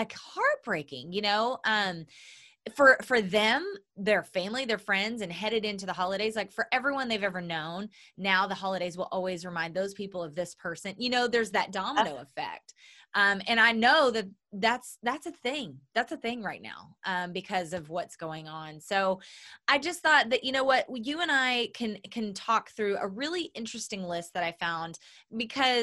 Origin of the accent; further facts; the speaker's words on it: Oklahoma, United States; moved away; I'm from Oklahoma